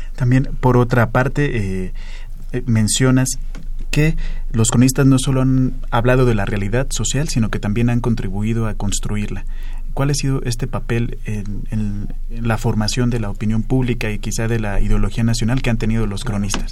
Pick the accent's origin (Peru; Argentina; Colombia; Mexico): Mexico; qué somos y cómo somos los mexicanos